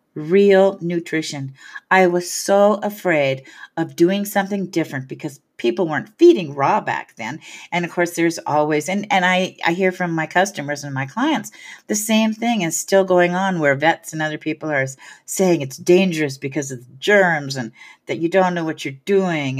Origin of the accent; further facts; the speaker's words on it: Hayward, California, United States; also born or lived in San Francisco; my hometown in Hayward